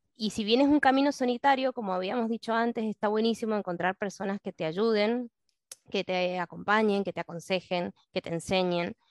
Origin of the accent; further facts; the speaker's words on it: Mendoza, Argentina; soy de Mendoza